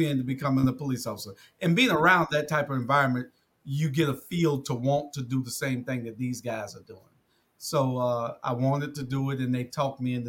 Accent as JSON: {"language": "English", "town": "Savannah", "region": "Georgia", "country": "United States", "tie": "born or raised there", "said": "I grew up in Savannah, Georgia, little city on the coast, east coast of Georgia"}